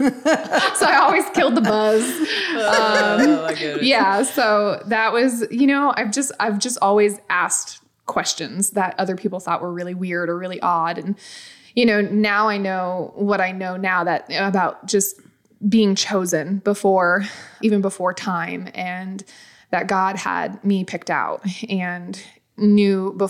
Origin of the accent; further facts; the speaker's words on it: New England, United States; also born or lived in Florida / South Carolina; now in Lake Hartwell, South Carolina, United States; I was born and raised in New England